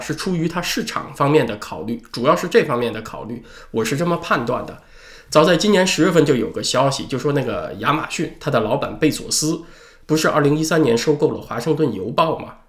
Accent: China; 黑钱它和我们中国人所说的黑钱呢有点区别

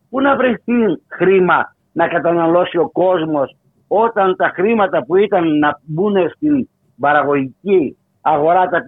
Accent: Greece; θα συνεχίσουμε να πληρώνουμε ως Έλληνες καταναλωτές

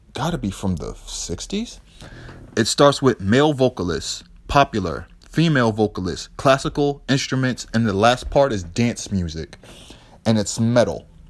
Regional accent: Boston, Massachusetts, United States; also born or lived in New York; Growing up in Boston

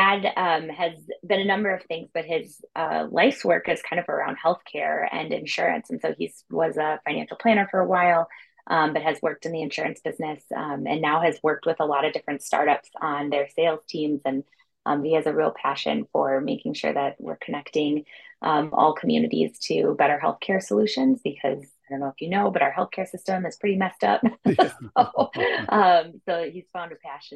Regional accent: suburbs of the Twin Cities, Minnesota, United States; also born or lived in Germany; I grew up in the suburbs of the Twin Cities in Minnesota

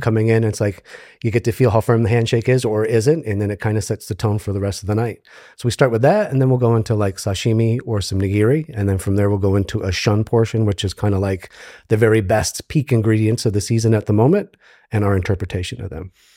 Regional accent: upstate New York, United States; moved away as an adult; also born or lived in Japan; now in Tampa, United States; grew up in, in upstate New York, moved to New York City for about fifteen years

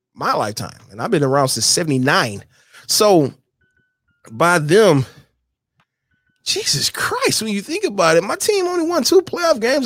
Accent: Michigan, United States; my home state. It's because I was bred here, born here

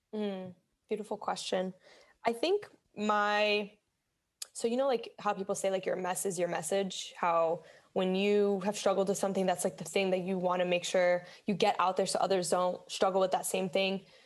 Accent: Miami, Florida, United States; moved away as an adult; also born or lived in Bronx, New York; now in New York, United States; I was born in the Bronx, grew up in Miami

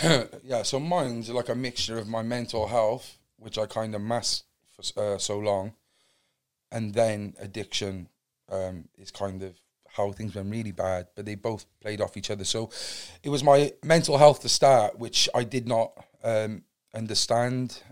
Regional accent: Cardiff, Wales, United Kingdom; originally I'm from Cardiff, a place called Fairwater, Cardiff West. Um, born on any ordinary council estate

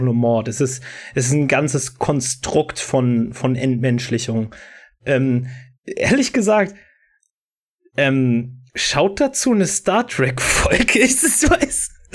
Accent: Brandenburg, Germany; ich komme, also ich komme nicht mal persönlich aus Dresden, äh, sondern aus Brandenburg

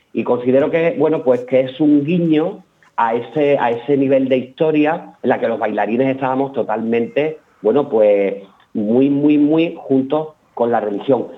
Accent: Peñarroya-Pueblonuevo, Andalusia, Spain; now in Málaga, Spain; yo no soy de Málaga, soy de un pueblecito de Córdoba, Peñarroya, Pueblo sí, Nuevo.

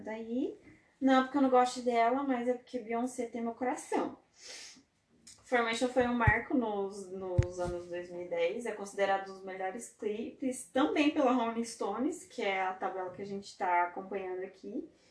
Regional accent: Brazil; a gente é brasileiro raiz aqui

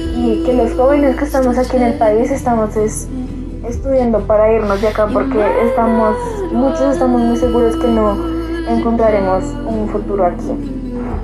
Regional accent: Colombia

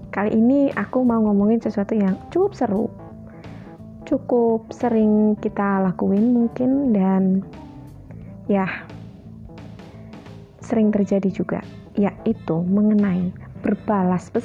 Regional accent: Java, Indonesia; saking seringnya gitu nih aku kan dari Jawa

